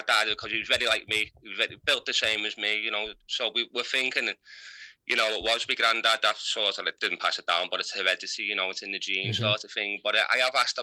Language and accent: English; United Kingdom; from Heighton